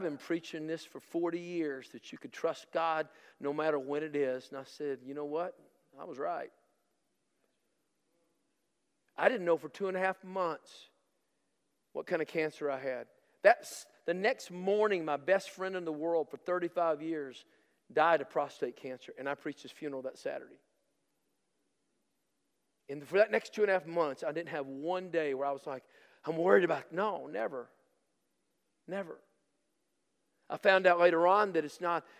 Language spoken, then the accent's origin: English; Tennessee, United States; I'm from Tennessee